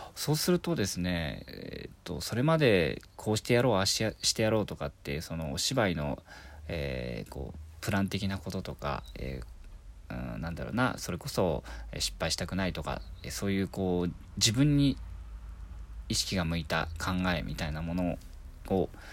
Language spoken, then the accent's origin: Japanese; Miyazaki, Japan; now in Tokyo, Japan; 地元宮崎県